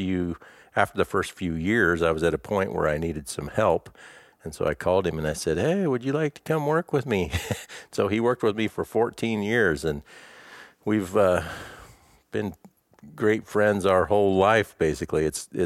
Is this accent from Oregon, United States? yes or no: yes; Ontario, Oregon, United States; born there; also born or lived in Alaska; I was born in Ontario, Oregon, but my dad was a pastor all the time, so I was a preacher's kid. So we moved quite a bit. So basically, even though I was born in Oregon, the first 4 years of my life, we lived in Alaska.